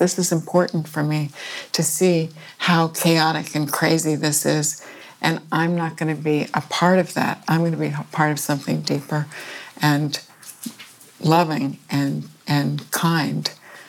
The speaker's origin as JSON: {"language": "English", "town": "Westport", "region": "Connecticut", "country": "United States", "tie": "born or raised there", "said": "Westport, Connecticut. I was born, and my parents were not very young when they married each other"}